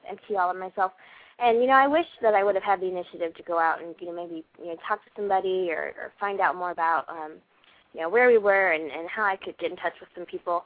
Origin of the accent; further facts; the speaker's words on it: South Georgia, United States; moved away; I'm from South Georgia